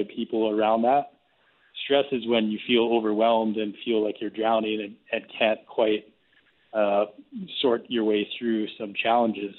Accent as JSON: {"language": "English", "town": "Springbank", "region": "Alberta", "country": "Canada", "tie": "born or raised there", "said": "We grew up in Springbank, and the only thing that we had to keep us socially connected was school and sports"}